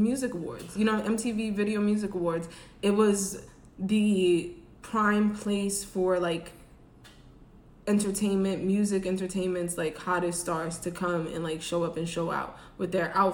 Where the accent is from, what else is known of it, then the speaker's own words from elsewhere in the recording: New York City, New York, United States; now in Atlanta, United States; I'm from New York City.